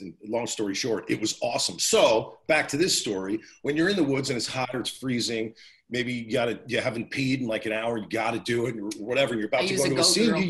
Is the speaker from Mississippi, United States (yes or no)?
no; New Jersey, United States; I'm from Jersey